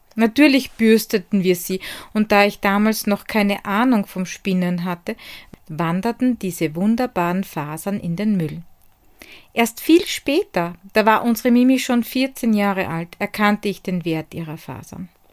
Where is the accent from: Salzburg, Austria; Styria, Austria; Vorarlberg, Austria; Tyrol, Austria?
Styria, Austria; Hart bei Graz; von Die Handwerkstätte aus meiner Heimat in Hart bei Graz in der grünen Steiermark.